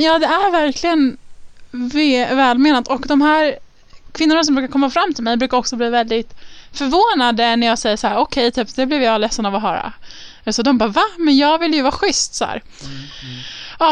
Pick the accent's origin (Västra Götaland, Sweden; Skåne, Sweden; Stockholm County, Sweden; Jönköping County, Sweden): Stockholm County, Sweden; Stockholm; I Örnsberg i Stockholm.